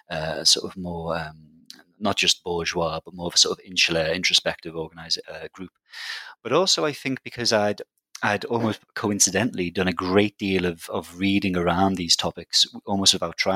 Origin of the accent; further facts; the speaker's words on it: Liverpool, North West England, United Kingdom; I'm from Liverpool, which is a big city in the UK, a big sort of, classic post-industrial city